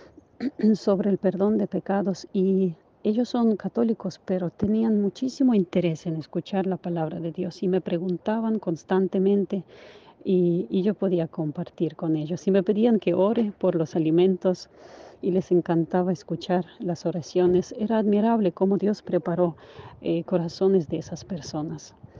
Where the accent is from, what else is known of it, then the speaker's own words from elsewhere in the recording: Ukraine; now in Spain; mi país